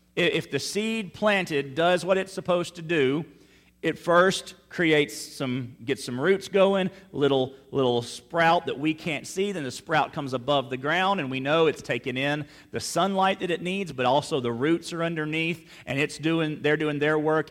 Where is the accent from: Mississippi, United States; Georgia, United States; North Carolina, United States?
Mississippi, United States; Meridian; now in South Louisiana, United States; my hometown of Meridian, Mississippi